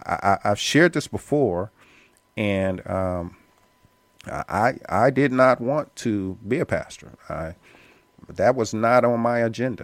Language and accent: English; Indianapolis, Indiana, United States; now in Atlanta, United States; And I came here in Atlanta from Indianapolis, Indiana, college on my mind, with the strict goal and focus of transitioning to law school to get my law degree to practice law.